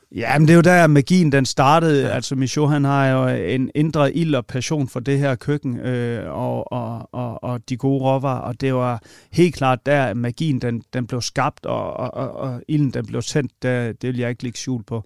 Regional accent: Vojens, Southern Denmark, Denmark; Vojens, hvor jeg kommer fra

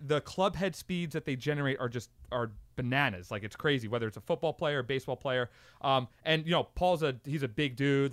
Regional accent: Long Island, New York, United States; I'm from a part of New York. I'm from Long Island

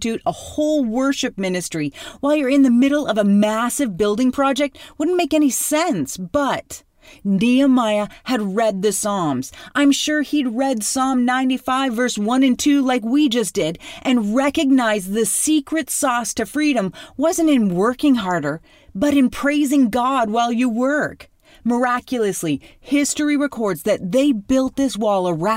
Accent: Canada; I'm from Canada

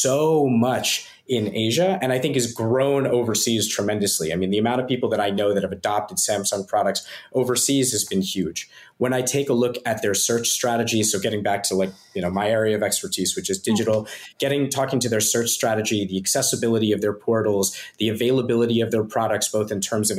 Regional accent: Philadelphia, Pennsylvania, United States; moved away as an adult; now in Singapore; I grew up in Philadelphia

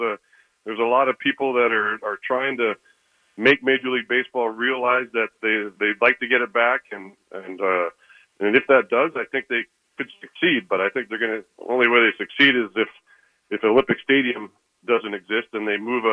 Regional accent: Canada; being a Canadian myself

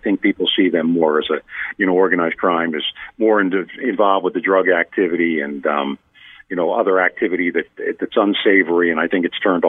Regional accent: Cape May County, New Jersey, United States; I'm from Cape May County, the most southern part of the county or the state.

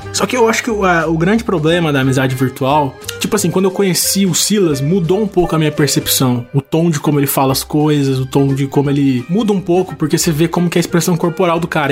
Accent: Taubaté, São Paulo, Brazil; eu sou de Taubaté, São Paulo

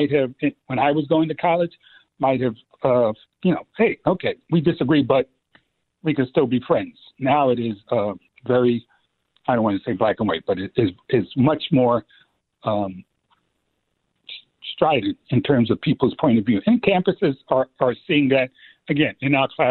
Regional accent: New York City, New York, United States; growing up in the Bronx

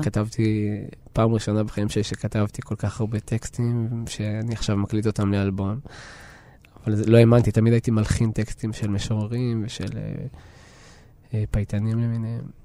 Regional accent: Ma'alot-Tarshiha, Northern District, Israel; also born or lived in Tel Aviv / Jerusalem / Budapest; לעיר שבה גדלתי. אני, אני מרגיש שכשעזבתי את אה, מעלות

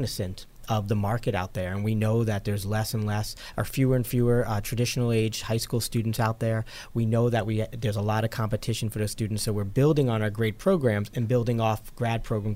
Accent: New York, United States; moved away as an adult; also born or lived in Potsdam, New York / Virginia / Philadelphia; now in Buffalo, United States; I'm originally from New York, but the other part of the state.

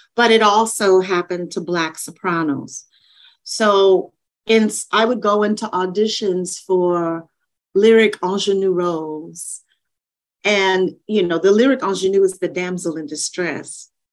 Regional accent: Shreveport, Louisiana, United States; I was the first Black person in the Suzuki violin program in my hometown

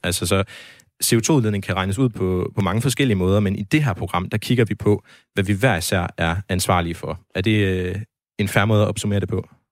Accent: Denmark; jeg som øh, dansker

